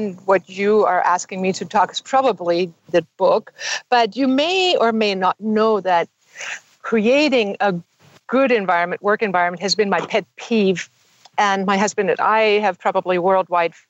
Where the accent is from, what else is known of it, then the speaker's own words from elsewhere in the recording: Germany; moved away; also born or lived in Himalayas; I had German parents who decided they want to live abroad